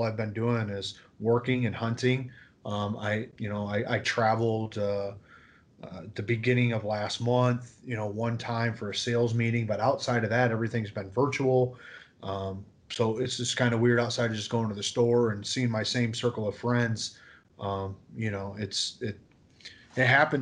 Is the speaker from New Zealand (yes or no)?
no; Sturgis, Michigan, United States; I'm down in Sturgis, so St. Joe County, Michigan. Yeah, right there on the line of Indiana and Michigan, and it's my hometown. It's where I grew up